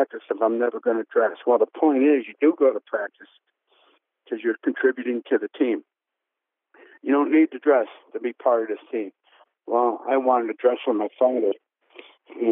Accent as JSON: {"language": "English", "region": "Indiana", "country": "United States", "said": "I said, Indiana"}